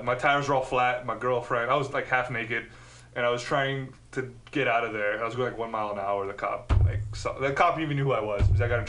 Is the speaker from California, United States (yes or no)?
yes; Union City, California, United States; I grew up in Union City. They're all Filipinos.